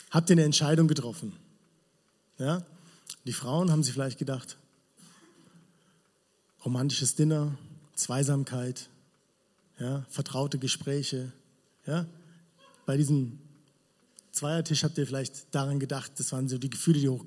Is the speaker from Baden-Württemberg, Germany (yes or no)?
yes; Villingen, Baden-Württemberg, Germany; Ja, ich komme aus Villingen, habe ich schon gesagt. Und es ist cool dort.